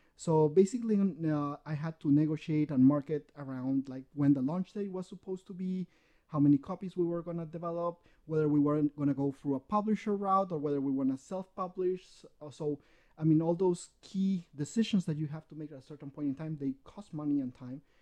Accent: Peru; English is a second language; I'm born, raised in Peru

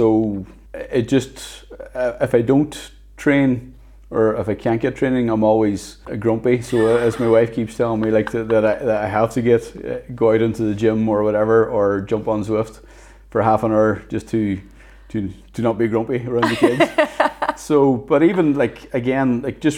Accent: Inishowen, County Donegal, Ireland; I come from Inishowen, Donegal.

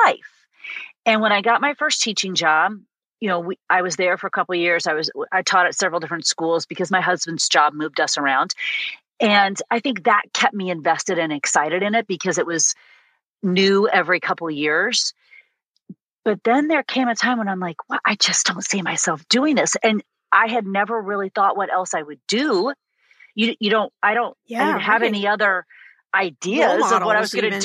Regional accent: Illinois, United States; growing up in a tiny little town in the middle of Illinois

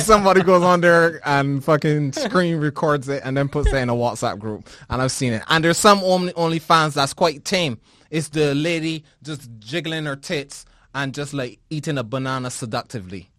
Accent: Barbados; born or raised there

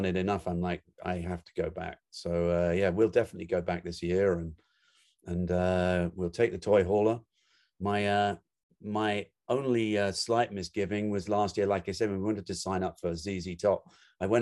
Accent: England, United Kingdom; moved away; I grew up in England, so I was never part of the American, you know, biker culture.

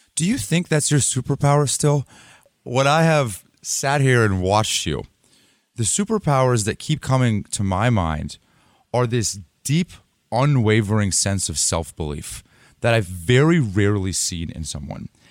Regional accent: Los Altos, California, United States; I'm from here. I'm from Los Altos

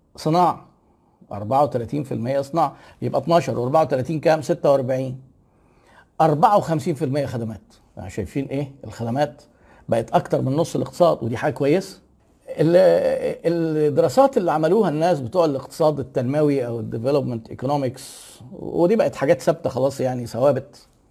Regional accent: Egypt; احنا عندنا في مصر

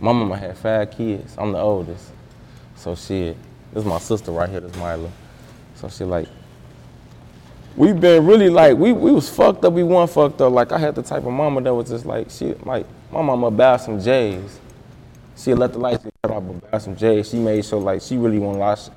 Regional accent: East Chicago, Indiana, United States; I'm from East Chicago

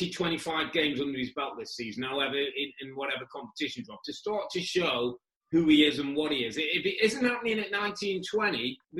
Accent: England, United Kingdom

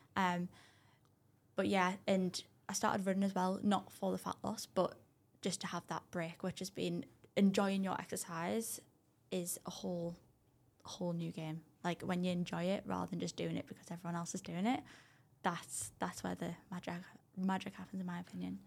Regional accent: Durham, North East England, United Kingdom; I'm actually from Durham

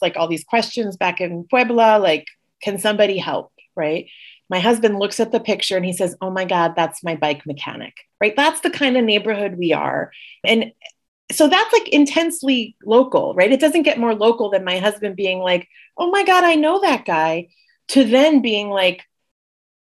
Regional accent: Puerto Rico; also born or lived in Los Angeles / Washington, D.C.; now in Jackson Heights, New York, United States; I was raised in Puerto Rico, which is a little bit of a digression from being the daughter of Indian immigrants

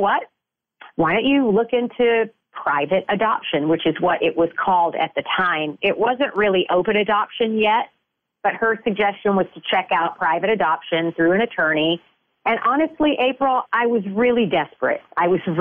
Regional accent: Shreveport, Louisiana, United States; I was born and raised in Shreveport, Louisiana

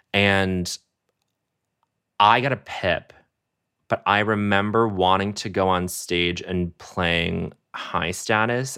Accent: Denver, Colorado, United States; also born or lived in Montreal, Canada; we come from Montreal to Colorado to Denver

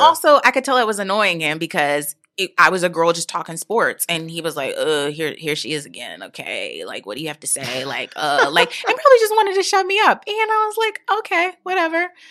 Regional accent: New York, United States; I'm from New York

